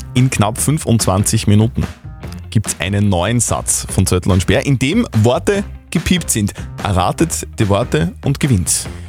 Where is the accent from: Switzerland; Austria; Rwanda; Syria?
Austria; bei uns in Österreich